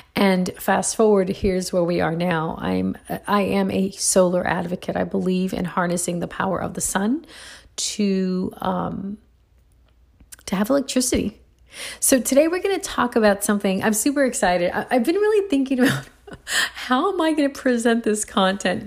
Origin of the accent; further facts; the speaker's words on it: Puerto Rico; now in United States; I grew up in Puerto Rico when I was a little girl